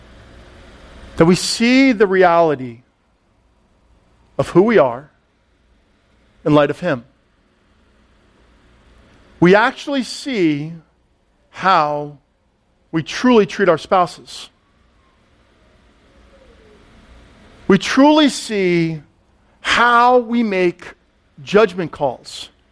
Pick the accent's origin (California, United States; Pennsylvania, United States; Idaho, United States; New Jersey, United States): New Jersey, United States; Allendale; I grew up in Allendale, Upper Saddle River